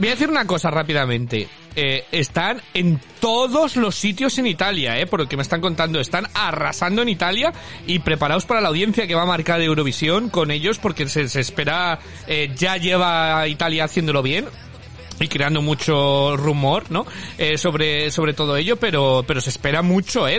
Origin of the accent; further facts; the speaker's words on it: Spain; moved away; soy español